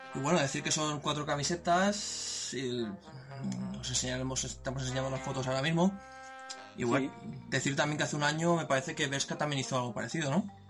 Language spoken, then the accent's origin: Spanish; Spain; como todo español